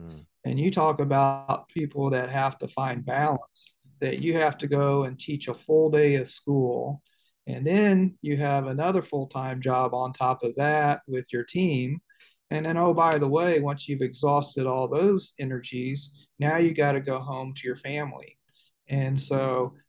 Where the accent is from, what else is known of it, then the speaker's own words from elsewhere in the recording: Indianapolis, Indiana, United States; moved away as an adult; growing up in Indianapolis, I grew up as the oldest of six